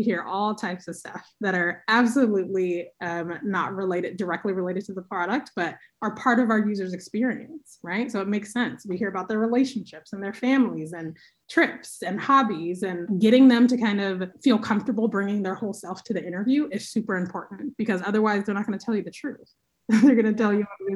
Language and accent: English; Oakland, California, United States; I'm from Oakland. I live here now. I love my city.